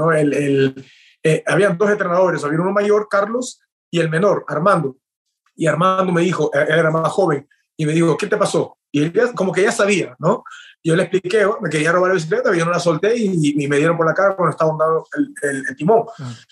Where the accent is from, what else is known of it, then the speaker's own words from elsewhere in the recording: Peru; also born or lived in Chino, California; now in United States; yo me mudé de Perú y llegué a los Estados Unidos, fue en California, en donde viví por tres años, casi cumplí cuatro años ahí.